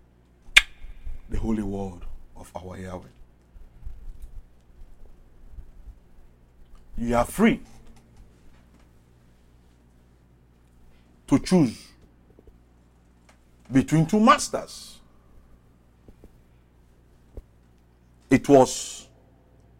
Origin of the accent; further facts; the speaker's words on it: Sierra Leone; I'm from West Africa, Sierra Leone